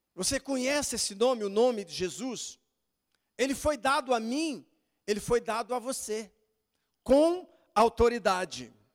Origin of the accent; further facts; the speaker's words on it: Brazil; eu sou brasileiro